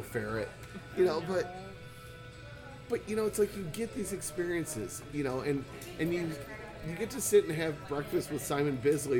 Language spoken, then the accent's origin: English; Michigan, United States; 2 hours away, this is my hometown show, and it always will be, and this is where my heart is. And so Motor City, you know, for me personally, thank you.